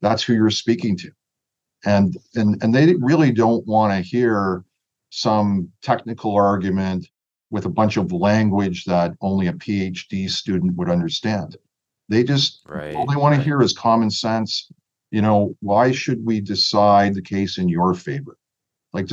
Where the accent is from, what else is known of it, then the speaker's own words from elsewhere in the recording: Toronto, Ontario, Canada; I'm from Scarborough. And if you're from Scarborough, you sort of have some street smart.